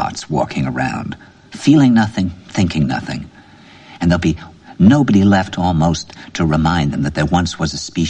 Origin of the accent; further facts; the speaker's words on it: New York, United States; I said, "New York."